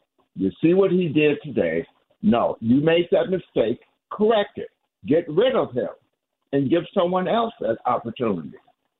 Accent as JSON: {"language": "English", "town": "Oak Park", "region": "Illinois", "country": "United States", "moved": "yes", "said": "I'm from Oak Park, but mm-hmm. I'm not there right now."}